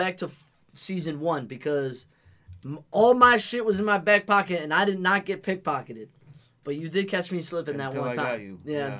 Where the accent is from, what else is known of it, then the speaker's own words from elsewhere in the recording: Connecticut, United States; we're from Connecticut.